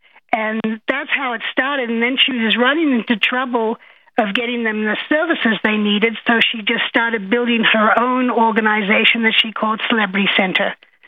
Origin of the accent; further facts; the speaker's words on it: Australia; now in United States; I am from Australia.